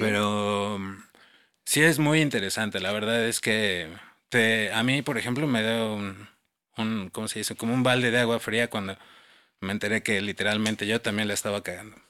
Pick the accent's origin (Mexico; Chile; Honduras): Mexico; Mexico City; yo por ejemplo que soy chilango y nací aquí